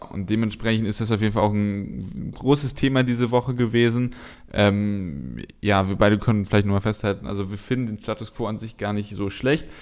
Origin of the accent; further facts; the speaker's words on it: Cologne, North Rhine-Westphalia, Germany; hier als äh, Kölner